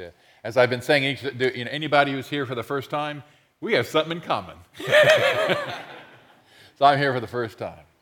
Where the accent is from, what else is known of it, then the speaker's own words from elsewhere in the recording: New Jersey, United States; moved away; I'm from New Jersey originally